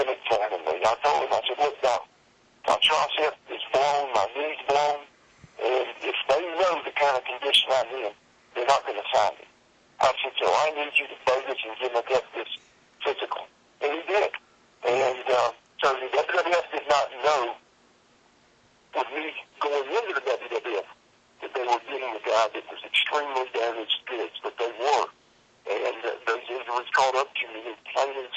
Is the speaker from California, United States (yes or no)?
no; Columbia, South Carolina, United States; my hometown of Columbia, South Carolina